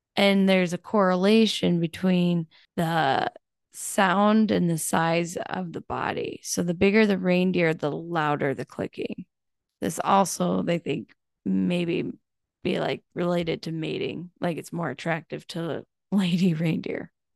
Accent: United States; we do that as Americans

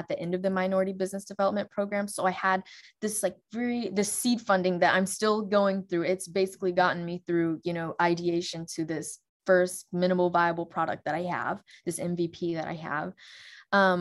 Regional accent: Alabama, United States; also born or lived in England; I grew up in Alabama. I've lived in multiple cities across Alabama

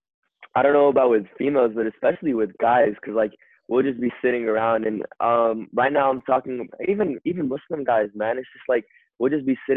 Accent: United States; we're born and raised in America

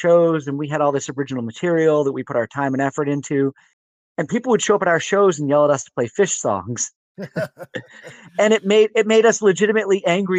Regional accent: Vermont, United States; growing up in Vermont, And having come from Vermont

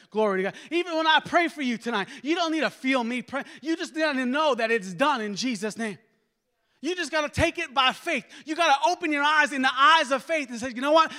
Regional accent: New York, United States; I'm from New York

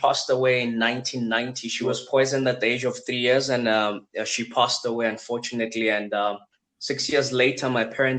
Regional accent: Johannesburg, Gauteng, South Africa; also born or lived in Ghana; I grew up in Soweto, one of the biggest townships in the world.

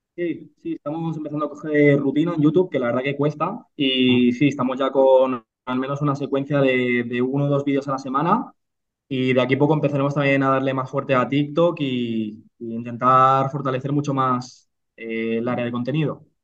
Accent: Reus, Catalonia, Spain; moved away as an adult; now in Burgos, Spain; Pues yo soy nacido en, en Reus, Tarragona, una, pequeña ciudad de, 100.000 habitantes de, de Cataluña

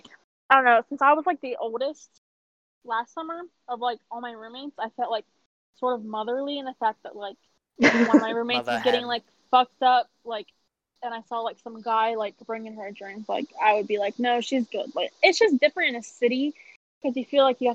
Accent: York County, Pennsylvania, United States; moved away as an adult; now in Washington, D.C., United States; I am from York County, Pennsylvania, which is not fun. My high school had 99 people in its graduating class

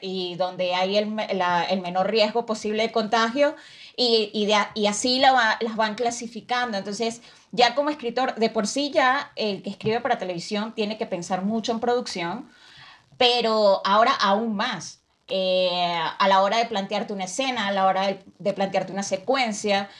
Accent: Venezuela; soy de Venezuela

